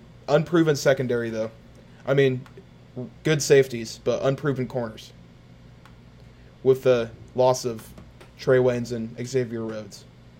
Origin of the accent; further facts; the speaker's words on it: Midwest, United States; as a Midwesterner